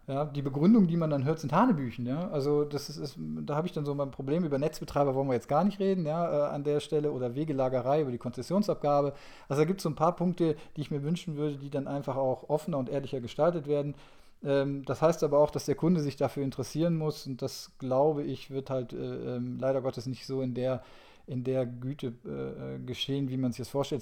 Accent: North Rhine-Westphalia, Germany; ich komme jetzt aus, aus Nordrhein-Westfalen

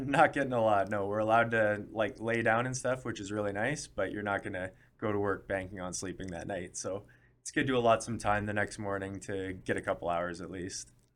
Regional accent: Canada; as a Canadian

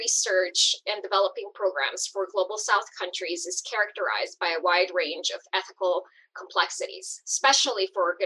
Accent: El Salvador; moved away; I was born in El Salvador and grew up seeing entire communities being decimated by civil war

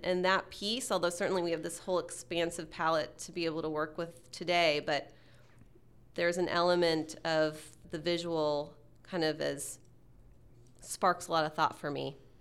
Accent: Texas, United States; moved away as an adult; now in Seattle, United States; being a Texan fifteen years ago and growing up in Texas and coming to Seattle

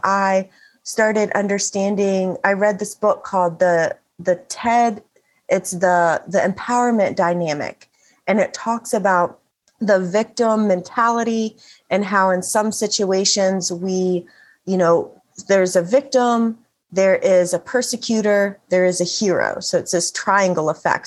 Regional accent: Bible Belt, the South, United States; The town, my hometown, is referred to as the buckle of the oh, Bible ah, Belt

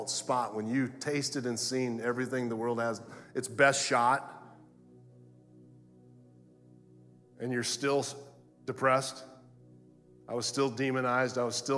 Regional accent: Florida, United States; I'm from Florida

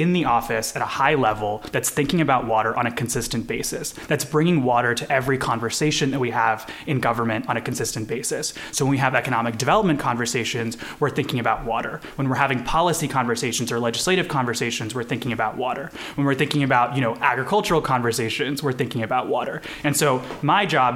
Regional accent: Kansas, United States; also born or lived in India; my family made Kansas home in the early 2000s from India. So I was born in India. And so, you know, I grew up here

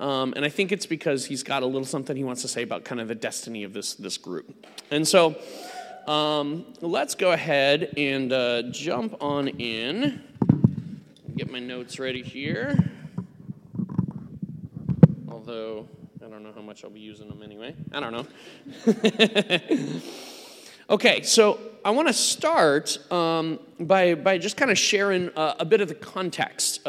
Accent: United States; I'm not from around these parts. I am, I'm an American

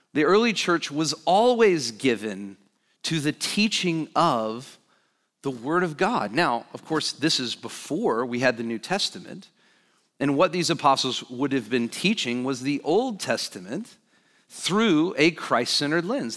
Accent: Alabama, United States; I grew up in Alabama

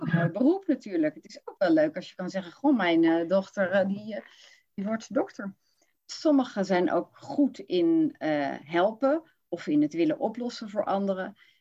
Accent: Rotterdam, South Holland, Netherlands; now in Utrecht, Netherlands; dan kom ik van Rotterdam

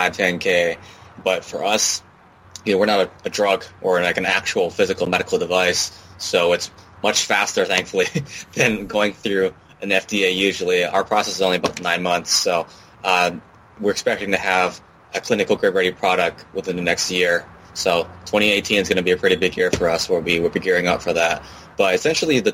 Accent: Hawaii, United States; I'm actually born and raised in Hawaii, actually in Hawaii right now

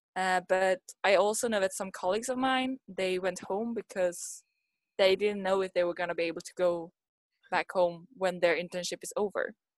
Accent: Sweden; moved away as an adult; now in Kawasaki, Japan; i'm from sweden i grew up in sweden but i'm in japan because i'm here for an internship so i live in uh, kawasaki at the moment

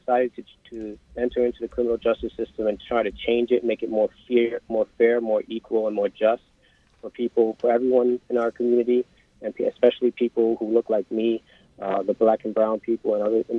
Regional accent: New York City, New York, United States; growing up in East New York, Brooklyn, a young man of color

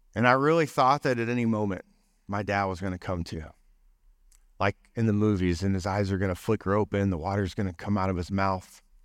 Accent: Allen, Texas, United States; moved away; also born or lived in Tulsa, Oklahoma / Sand Springs, Oklahoma / Arkansas; I grew up in Allen, Texas, then went to, moved to Tulsa, Sand Springs, and then was at Arkansas

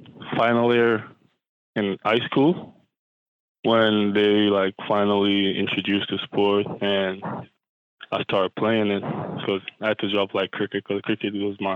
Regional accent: Saint Thomas, Jamaica; moved away; growing up in St. Thomas, Jamaica

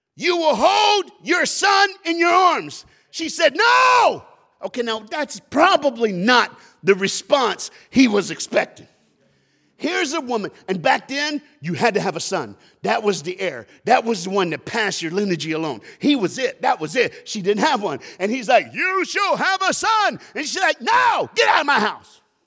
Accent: Knoxville, Tennessee, United States; We grew up together in Knoxville, Tennessee

